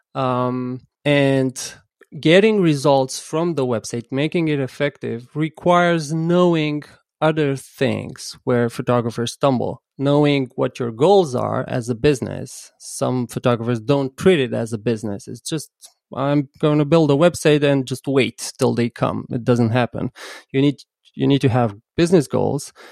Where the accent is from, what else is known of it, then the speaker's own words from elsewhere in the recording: Bucharest, Romania; I'm from Bucharest, but I work with photographers and photo agencies across the world.